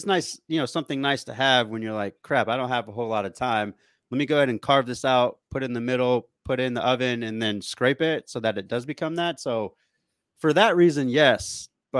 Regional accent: New Mexico, United States; I'm from New Mexico

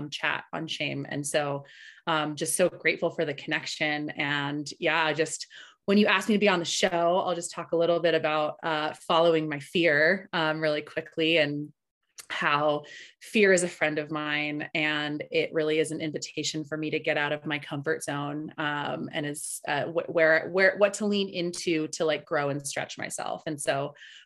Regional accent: Tahoe, California, United States; first language Spanish; also born or lived in Berkeley, California; I was born in Berkeley, Ohlone land, and I currently live in Tahoe, which is Washishu or Washo land, and have lived here most of my life

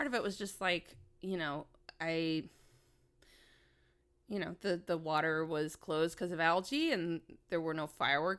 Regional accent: Minnesota, United States; growing up in Minnesota

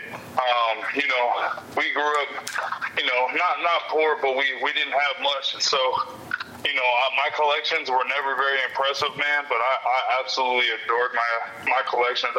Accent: Simi Valley, California, United States; my hometown in Simi Valley

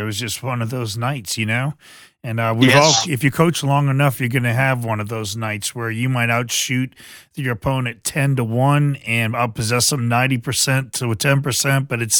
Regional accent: New Iberia, Louisiana, United States; moved away as an adult; now in New Orleans, United States; I'm from New Iberia, but I'm based in New Orleans. I've been here 37 to 38 years.

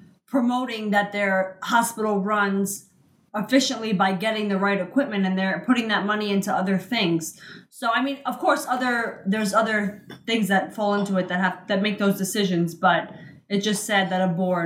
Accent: New York City, New York, United States; we're from Queens

